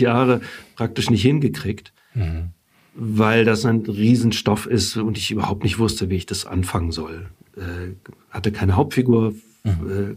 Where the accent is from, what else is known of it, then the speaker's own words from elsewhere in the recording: Germany; first language German; ich bin in Deutschland geboren und aufgewachsen, habe Italienisch lernen müssen. Wir haben zu Hause nur Deutsch gesprochen.